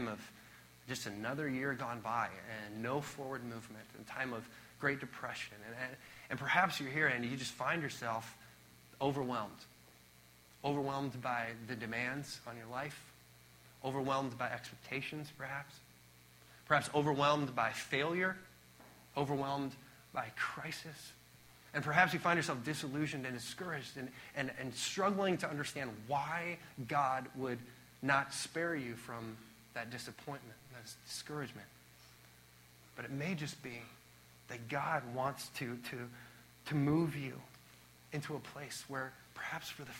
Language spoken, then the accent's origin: English; Midwestern American, United States; we're American through and through. We are Midwestern American.